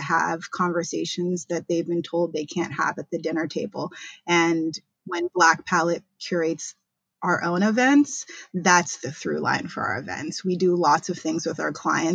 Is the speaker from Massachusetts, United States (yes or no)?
yes; Boston, Massachusetts, United States; moved away as an adult; now in New York, United States; I'm originally from Boston, Massachusetts. That's where I was born